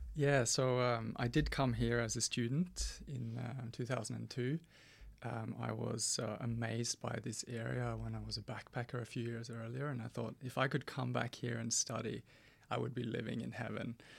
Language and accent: English; Norway; moved away; growing up in Norway in the seventies and eighties.